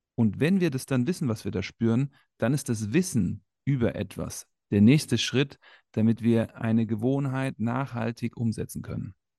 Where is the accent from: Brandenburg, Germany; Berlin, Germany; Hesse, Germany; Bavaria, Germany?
Hesse, Germany; Frankfurt; Ich bin in Frankfurt aufgewachsen